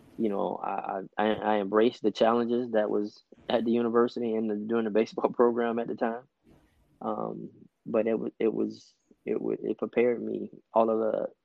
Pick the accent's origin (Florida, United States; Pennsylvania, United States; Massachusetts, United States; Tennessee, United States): Florida, United States; Miami; moved away as an adult; also born or lived in North Alabama; I'm originally from Miami, Florida.